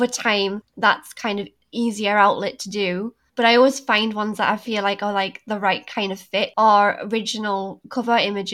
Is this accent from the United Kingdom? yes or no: yes; Newcastle upon Tyne, North East England, United Kingdom; I'm from Newcastle and I'm almost 30